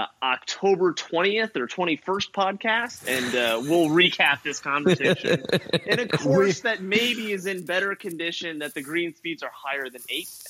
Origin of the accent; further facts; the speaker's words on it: California, United States; It's humid. I'm from California.